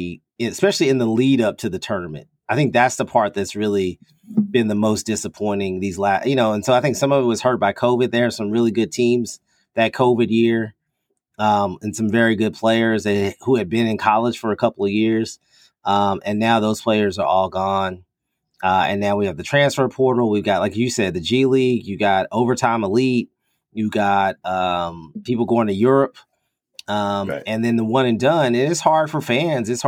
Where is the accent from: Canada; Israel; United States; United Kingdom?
United States; Lexington, Kentucky; I'm born and raised in Lexington, Kentucky